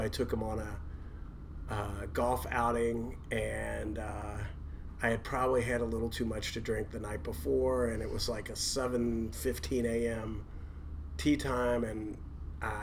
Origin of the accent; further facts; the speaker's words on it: Louisville, Kentucky, United States; I was born in Louisville. I was born in 1962